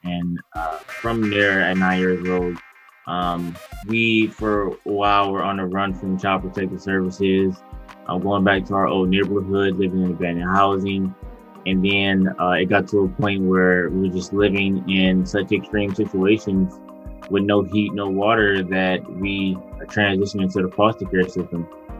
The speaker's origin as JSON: {"language": "English", "town": "Detroit", "region": "Michigan", "country": "United States", "tie": "born or raised there", "said": "Yeah, so I grew up in Detroit. I'm from Detroit and been there since pretty much the age of like 17 or 18."}